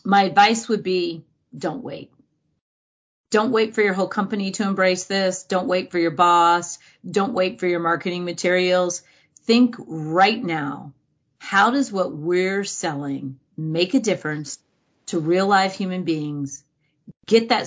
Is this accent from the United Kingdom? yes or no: no; United States; as an American